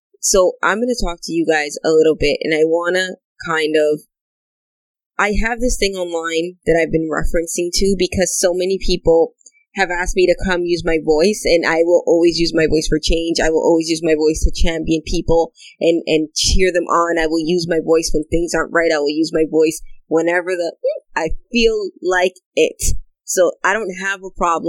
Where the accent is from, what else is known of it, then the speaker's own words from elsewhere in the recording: Canada; also born or lived in Dominican Republic; when I came to Canada at 5